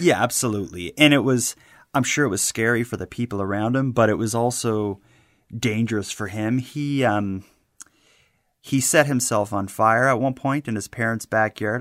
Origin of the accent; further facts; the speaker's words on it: Halifax, Nova Scotia, Canada; my hometown of Halifax